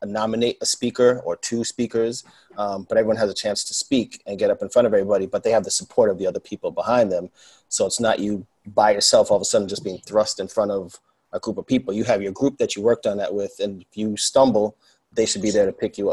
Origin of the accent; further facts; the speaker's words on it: New York City, New York, United States; Born and raised in New York. Still living here, Queens